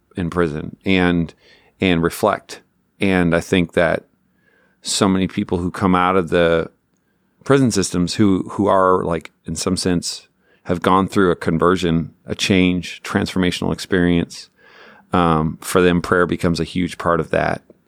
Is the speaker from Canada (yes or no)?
yes; Newfoundland and Labrador, Canada; I grew up in Newfoundland, Canada